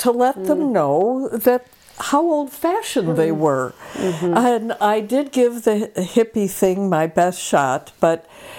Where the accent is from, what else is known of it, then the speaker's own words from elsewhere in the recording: Chicago, Illinois, United States; I was born and raised in Chicago. My parents were good, dependable German-Irish folks